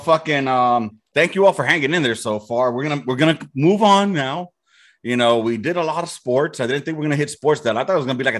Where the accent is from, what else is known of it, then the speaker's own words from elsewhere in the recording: United States; When I was in Nicaragua, when I went to go visit out there, like I'm American.